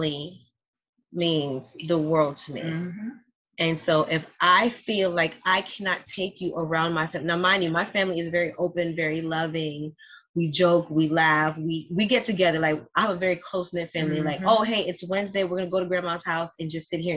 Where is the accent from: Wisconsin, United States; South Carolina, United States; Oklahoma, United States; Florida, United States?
Florida, United States; Miami; I'm from Miami. I speak Spanish too.